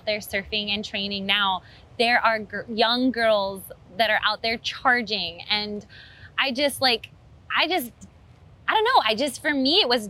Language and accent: English; Hawaii, United States; as a Hawaiian